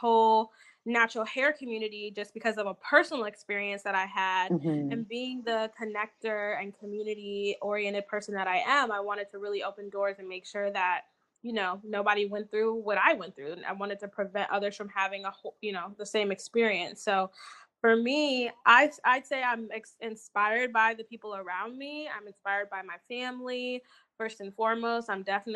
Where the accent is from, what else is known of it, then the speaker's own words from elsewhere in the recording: Fort Wayne, Indiana, United States; moved away as an adult; also born or lived in Alabama / Mississippi; now in Indianapolis, United States; Originally, I'm from Fort Wayne, Indiana.